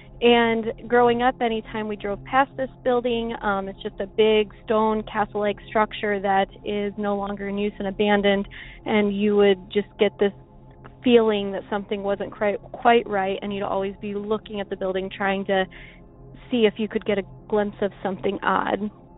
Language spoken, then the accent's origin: English; Pekin, Illinois, United States; And my hometown of Pekin actually had a story about one of these patients.